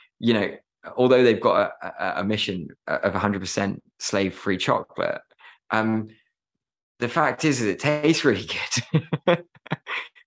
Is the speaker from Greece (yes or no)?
no; Herefordshire, West Midlands, United Kingdom; I grew up in Herefordshire, and really fortunate to live there